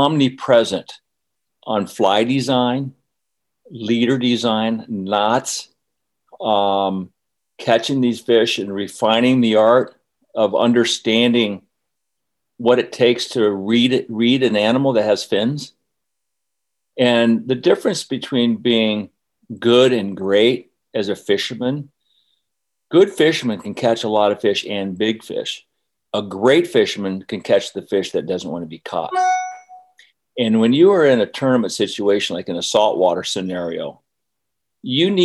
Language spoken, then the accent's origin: English; Aspen, Colorado, United States; also born or lived in Florida; I was from Aspen